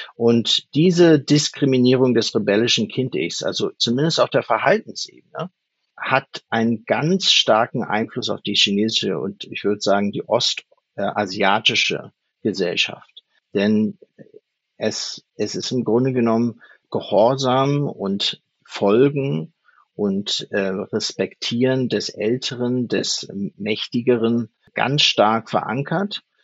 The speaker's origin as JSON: {"language": "German", "country": "Germany", "tie": "born or raised there", "also_born_or_lived": "Chicago, United States / Switzerland", "moved": "as an adult", "lives_now": "Shanghai, China", "said": "mit fünf Jahren nach Deutschland. Meine Eltern sind Deutsche."}